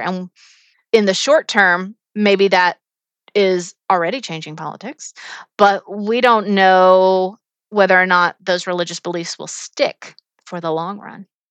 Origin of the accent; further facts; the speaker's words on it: United States; as an American